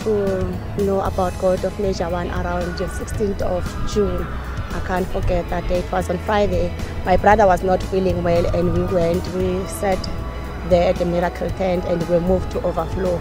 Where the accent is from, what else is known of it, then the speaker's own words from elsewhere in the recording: Hammanskraal, Gauteng, South Africa; I'm working in Velcom, but I'm originally from Hammanskraal.